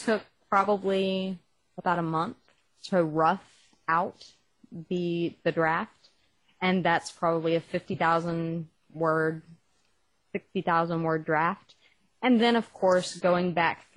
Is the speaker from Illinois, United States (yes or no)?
no; Texas, United States; accent: Texas; my Texas accent